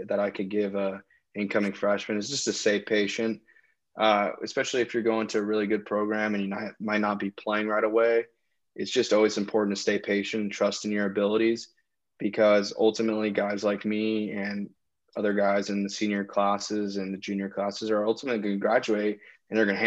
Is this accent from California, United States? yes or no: yes; Sacramento, California, United States; My parents had shared season tickets with like 4 other families. And so we'd go to games growing up in Arco Arena.